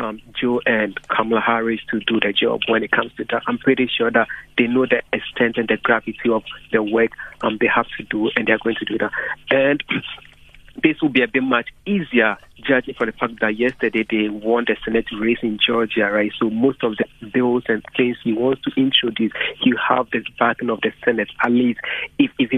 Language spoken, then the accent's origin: English; Ghana; now in United States; I'm from Ghana originally